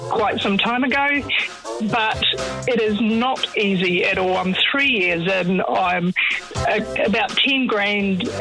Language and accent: English; New Zealand; now in Australia; Kiwi living in Australia, no. I'm applying for my citizenship right now through the supposedly easier pathway that New Zealanders were giving quite some time ago